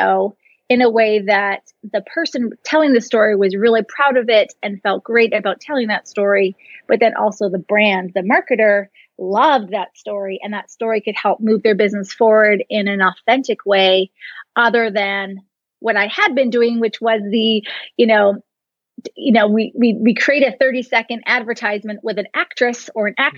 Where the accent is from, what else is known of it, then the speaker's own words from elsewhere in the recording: Canada; I'm Canadian